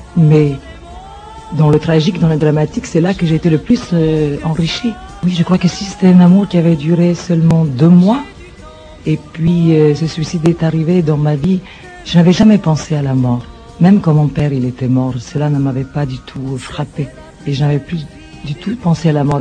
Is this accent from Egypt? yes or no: yes; Cairo, Cairo Governorate, Egypt; moved away as an adult; now in France; je suis né en Égypte, au Caire exactement, et là-bas, d'une famille italienne du Sud.